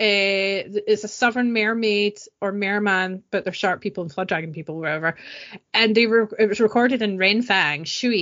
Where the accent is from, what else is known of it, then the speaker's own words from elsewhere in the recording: East Kilbride, Scotland, United Kingdom; I'm from Green Hills in East Kilbride